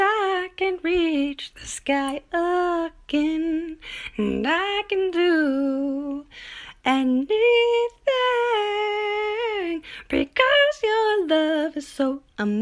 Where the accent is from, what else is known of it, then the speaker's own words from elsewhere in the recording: Canada; I'm from up north. I'm from Canada.